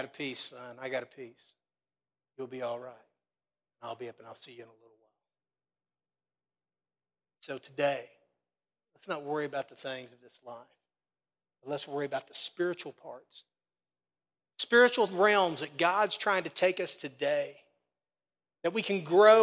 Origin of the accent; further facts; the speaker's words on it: Casey County, Kentucky, United States; now in Danville, United States; I'm from Casey County, so trust me. Being in church most of my life in Casey County, I got a few critics too. That's why I'm in Danville now.